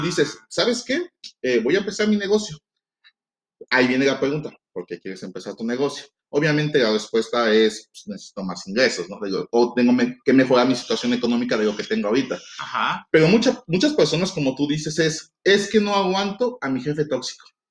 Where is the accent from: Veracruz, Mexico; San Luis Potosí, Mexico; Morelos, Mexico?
Veracruz, Mexico; moved away; yo soy de Veracruz, entonces allá la comida es completamente diferente a la de acá